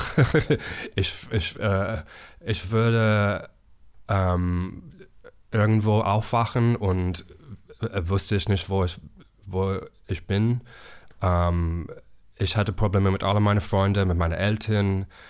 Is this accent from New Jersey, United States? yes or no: no; South Carolina, United States; German is a second language; moved away as an adult; also born or lived in San Francisco; now in Berlin, Germany; komme ich aus Amerika. Ich war in South Carolina geboren und ich habe ähm, aus San Francisco nach Berlin umgezogen vor zehn Jahren.